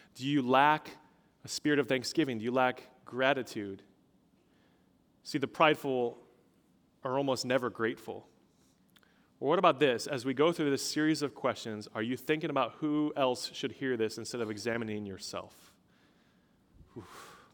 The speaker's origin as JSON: {"language": "English", "region": "Colorado", "country": "United States", "moved": "yes", "said": "I'm originally from Colorado."}